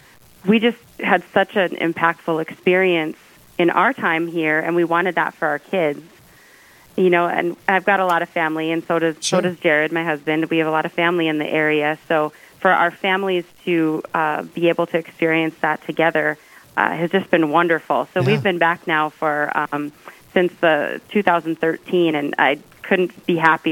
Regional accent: Dickinson, North Dakota, United States; also born or lived in Minneapolis; I grew up here in Dickinson, and then when I went to college, I was in Minneapolis, and my husband is also from Dickinson. Mm-hmm. We lived in Minneapolis during the time when our older children were really young

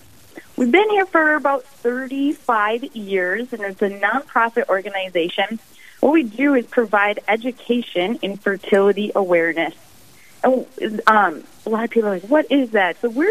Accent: Crosby, Minnesota, United States; now in Duluth, United States; husband and I, Michael, live in Duluth, Minnesota. We've been here for about 5 years. I'm originally from the Lakes area in Brainerd, just a couple lakes away from you. In Crosby.

